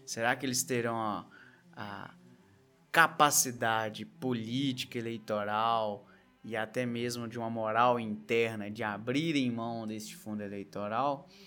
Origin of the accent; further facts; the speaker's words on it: Coronel Fabriciano, Minas Gerais, Brazil; born there; now in Belo Horizonte, Brazil; a cidade onde eu nasci, Coronel Fabriciano, que tem cerca ali de 80 mil eleitores